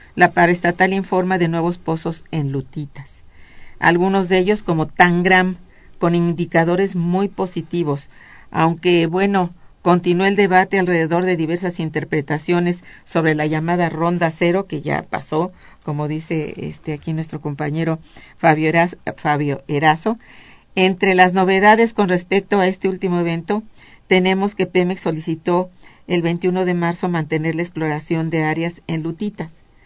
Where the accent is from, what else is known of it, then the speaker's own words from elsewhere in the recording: Mexico; en nuestro país